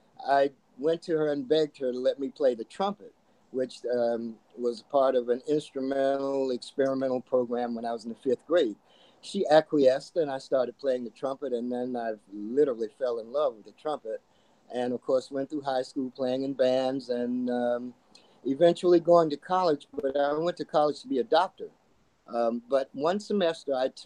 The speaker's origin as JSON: {"language": "English", "town": "West Palm Beach", "region": "Florida", "country": "United States", "tie": "born or raised there", "also_born_or_lived": "Portland, Oregon", "said": "I call West Palm Beach my home because this is where I grew up and went to high school"}